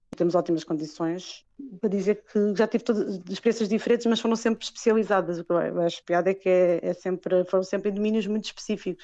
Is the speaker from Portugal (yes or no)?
yes; Lisbon, Portugal; moved away as an adult; also born or lived in Almada / Sesimbra / Angola / Cape Verde; now in Paris, France; eu sou de Lisboa, mas da Almada também e Simbra